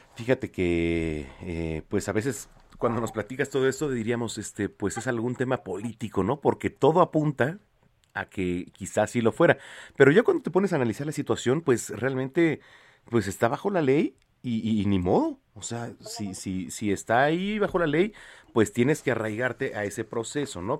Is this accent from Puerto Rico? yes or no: no; Mexico; como mexicanos